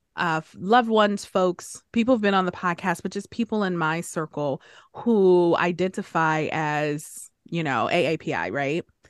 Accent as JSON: {"language": "English", "town": "Detroit", "region": "Michigan", "country": "United States", "tie": "born or raised there", "said": "Growing up in Detroit, where everything, everyone around me was black, African-American"}